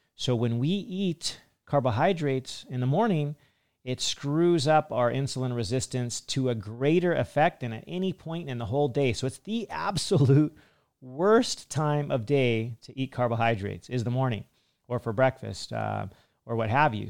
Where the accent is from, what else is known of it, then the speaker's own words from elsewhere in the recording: United States; Me being an American